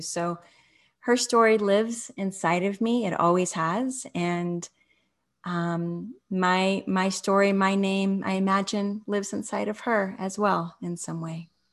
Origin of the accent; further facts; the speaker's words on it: Los Angeles, California, United States; moved away; where I grew up in Los Angeles